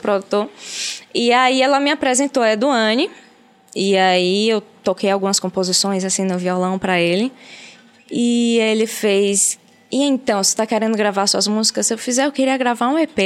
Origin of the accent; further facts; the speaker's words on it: Aracaju, Sergipe, Brazil; now in Salvador, Brazil; Eu nasci em Salvador, mas fui morar em Aracaju muito nova. Com quatro anos de idade, eu já estava em Aracaju